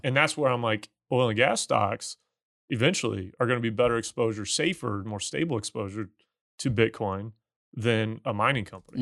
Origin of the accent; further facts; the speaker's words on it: Missouri, United States; moved away; where I grew up in Missouri